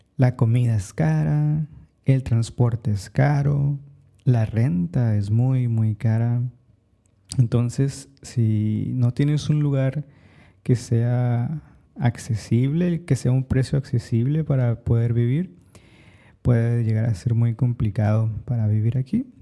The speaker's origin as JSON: {"language": "Spanish", "country": "Mexico", "moved": "yes", "lives_now": "New York City, United States", "said": "Soy mexicano"}